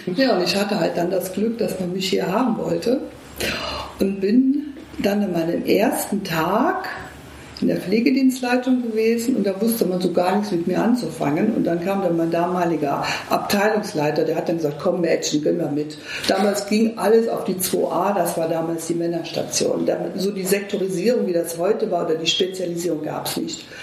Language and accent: German; Eifel, Germany; moved away as an adult; now in Düsseldorf, Germany; ich komme aus der Eifel.